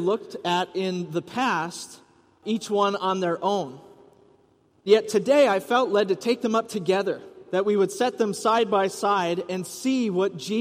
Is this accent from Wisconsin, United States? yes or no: yes; Rice Lake, Wisconsin, United States; growing up in Rice Lake, Wisconsin